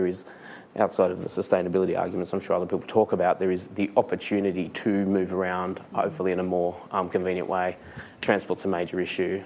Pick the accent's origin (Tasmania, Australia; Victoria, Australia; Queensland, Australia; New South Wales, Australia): New South Wales, Australia; Liverpool; growing up in Liverpool, which was not home to an Indian community when I grew up there